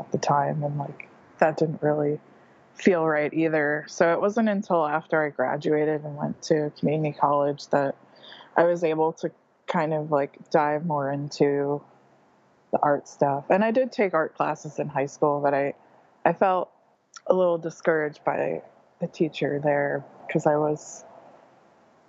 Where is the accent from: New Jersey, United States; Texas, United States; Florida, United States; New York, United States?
New Jersey, United States; moved away as an adult; also born or lived in Hampton, New Jersey; now in Bloomington-Normal, United States; I was born and raised in New Jersey, and I moved around a lot when I was younger and ended up in Hampton, New Jersey